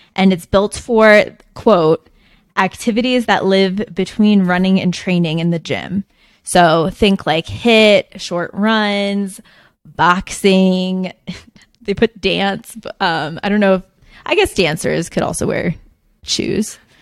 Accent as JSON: {"language": "English", "region": "New Jersey", "country": "United States", "tie": "born or raised there", "moved": "yes", "said": "I grew up in New Jersey, like suburban"}